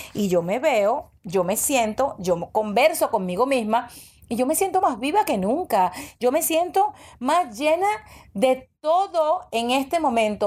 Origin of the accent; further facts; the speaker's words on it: Venezuela; moved away as an adult; now in United States; yo emigré a los 25 años, yo me fui de Venezuela